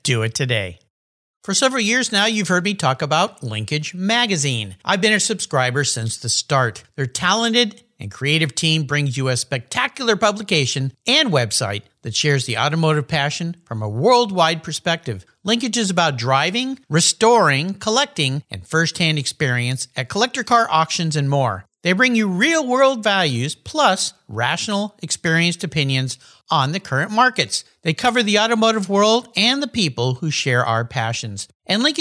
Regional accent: La Jolla, California, United States; in my hometown in beautiful La Jolla, California

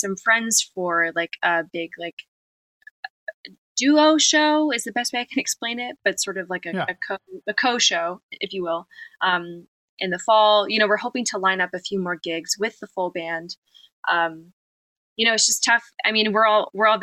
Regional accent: United States; growing up in America

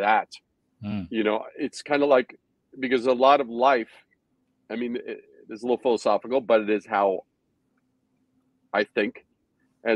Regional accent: New York City, New York, United States; also born or lived in Brooklyn / Long Island / Manhattan; I was born in Brooklyn, raised in Queens, then a little bit on Long Island, and then moved to Manhattan to start my career.

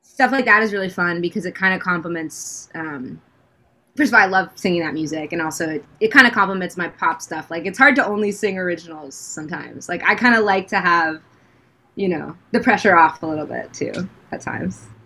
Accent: United States; moved away as an adult; also born or lived in Washington, D.C. / New York / Los Angeles; I grew up in um, DC and then New York.

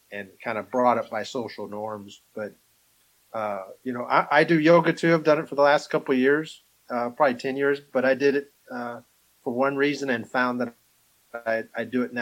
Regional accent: Alabama, United States; You know, well, we're from Alabama.

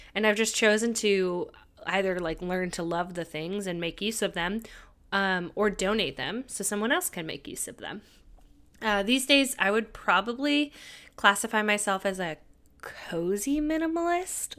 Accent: California, United States; moved away; I decided to temporarily move back to my home state of California

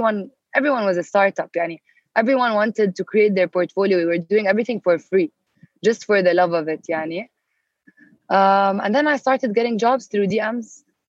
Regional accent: Jeddah, Makkah Province, Saudi Arabia; I was born and raised in Saudi. And I started my career there. And so far, I'm still based there

